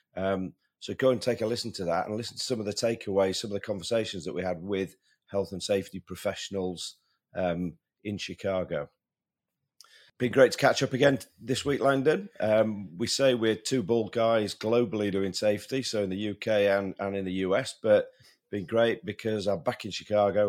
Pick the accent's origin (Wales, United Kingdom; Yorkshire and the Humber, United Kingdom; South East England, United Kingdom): Yorkshire and the Humber, United Kingdom; Sheffield; my hometown boy, though, doesn't it? Matt Fitzpatrick